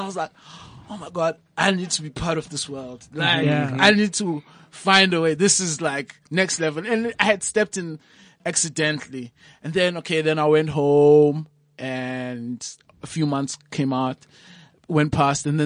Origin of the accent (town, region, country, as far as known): Eastern Cape, South Africa; born or raised there; now in Johannesburg, South Africa